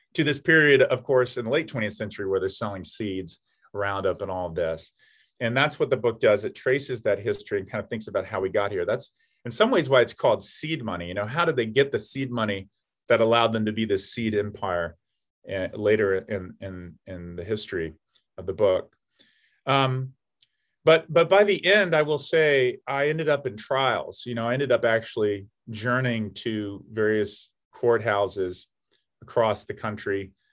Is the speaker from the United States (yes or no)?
yes; Atlanta, Georgia, United States; moved away; my hometown of Atlanta, Georgia